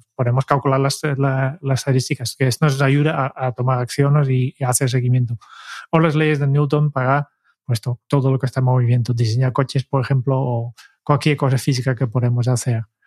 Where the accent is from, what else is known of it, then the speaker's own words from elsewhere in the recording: Netherlands; como buen holandés